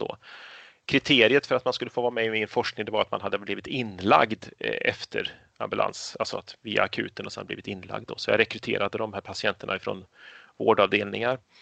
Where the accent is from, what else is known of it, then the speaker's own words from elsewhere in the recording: Karlstad, Värmland, Sweden; moved away as an adult; now in Katrineholm, Sweden; jag har bott lika lång tid här som i stan jag växte upp i Karlstad i Värmland